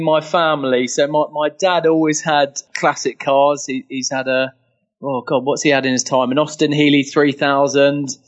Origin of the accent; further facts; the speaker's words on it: London, United Kingdom; I'm from London, born and bred originally